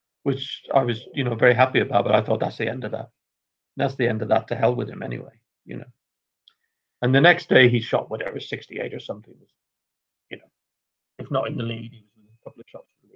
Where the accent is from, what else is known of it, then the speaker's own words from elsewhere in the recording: Northern Ireland, United Kingdom; I'm Irish myself, Northern Irish in my case